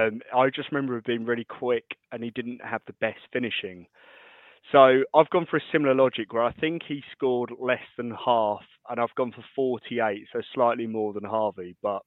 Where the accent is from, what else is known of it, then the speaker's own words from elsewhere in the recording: Colchester, East of England, United Kingdom; moved away; Because I'm from Colchester originally